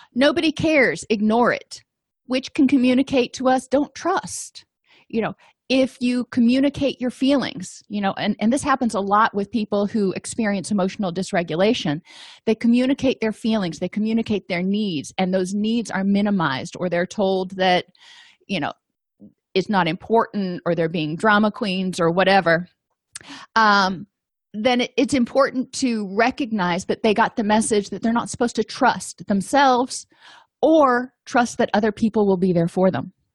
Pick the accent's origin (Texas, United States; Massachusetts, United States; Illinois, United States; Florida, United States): Florida, United States; I grew up in Florida, and I went to the University of Florida